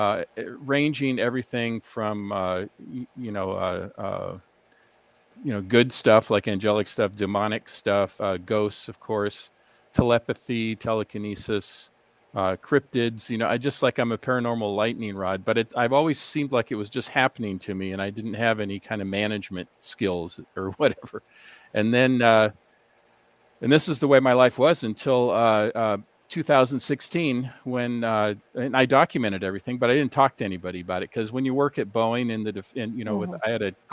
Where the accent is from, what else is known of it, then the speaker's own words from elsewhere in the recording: Seattle, Washington, United States; also born or lived in Ohio; now in Glendora, United States; I was born in Seattle, Washington, and my parents are from Norway. They came over in 1948 after World War II. So I grew up with two languages, two cultures, in a very vibrant Scandinavian part of Seattle